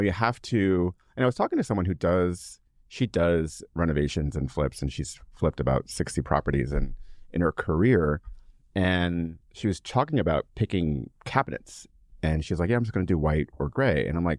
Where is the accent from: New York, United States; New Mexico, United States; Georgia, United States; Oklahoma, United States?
New York, United States; We're from New York, all right?